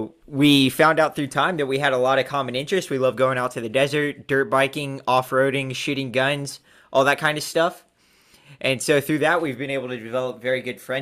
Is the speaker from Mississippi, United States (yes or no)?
yes; Southaven, Mississippi, United States; moved away as an adult; also born or lived in San Diego; I'm the host of this podcast. I come from South Haven, Mississippi.